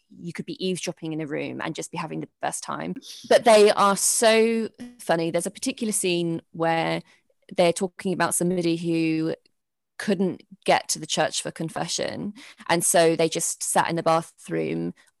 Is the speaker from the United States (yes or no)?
no; Norfolk, East of England, United Kingdom; also born or lived in Sheffield; now in London, United Kingdom; I am from Norfolk. I did live in Sheffield for a couple of years